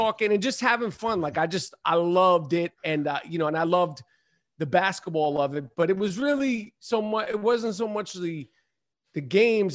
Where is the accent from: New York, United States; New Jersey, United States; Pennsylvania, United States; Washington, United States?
New York, United States; New York City; Upper East Side of Manhattan. Yup. And, you know, uh, Upper East Side, you know, grew up playing ball in the seventies and the eighties